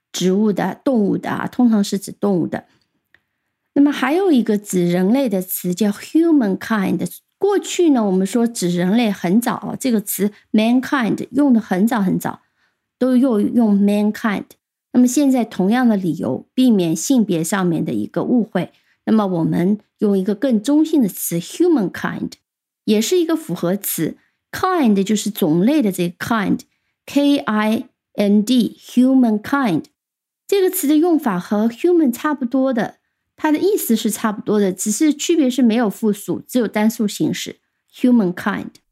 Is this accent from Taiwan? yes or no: no; China; 我们中国人